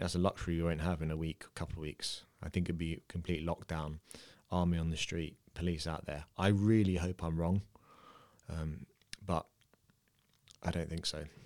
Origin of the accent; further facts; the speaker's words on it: London, United Kingdom; moved away; I'm from the U K, I'm from London